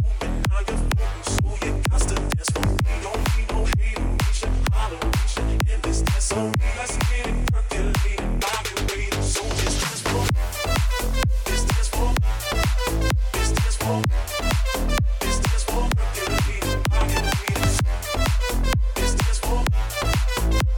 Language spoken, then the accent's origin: English; Houston, Texas, United States; I'm from Houston, Texas